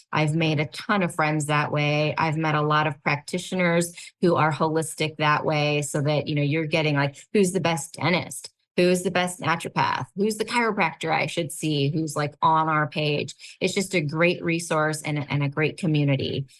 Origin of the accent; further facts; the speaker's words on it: California Bay Area, United States; I grew up in the California Bay Area